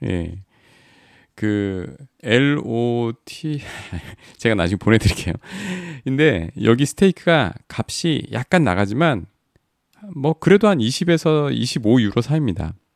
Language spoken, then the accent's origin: Korean; South Korea; 한국에서 왔다 그랬